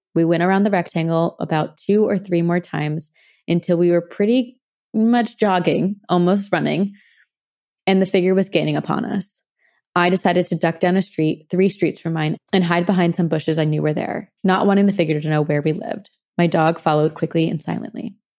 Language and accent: English; New Jersey, United States; I'm from Jersey too.